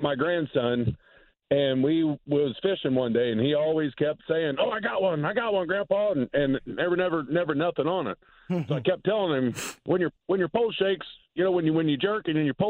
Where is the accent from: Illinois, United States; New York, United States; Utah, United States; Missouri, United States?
Missouri, United States; De Soto; my hometown, DeSoto, Missouri